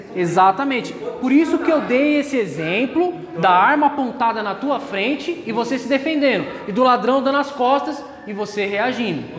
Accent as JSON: {"language": "Portuguese", "country": "Brazil", "said": "Somos brasileiros"}